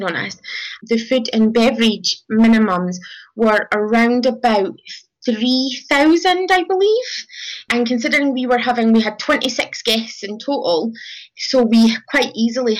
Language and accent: English; Scotland, United Kingdom; we're from Scotland in the UK